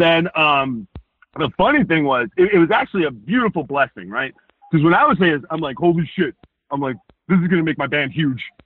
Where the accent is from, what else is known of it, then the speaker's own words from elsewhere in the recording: Rhode Island, United States; I grew up in Rhode Island. I know the walk, I know the talk